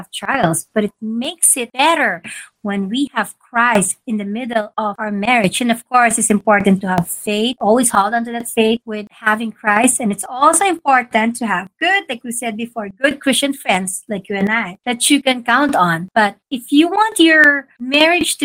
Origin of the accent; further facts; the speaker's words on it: Philippines; moved away; we're from the Philippines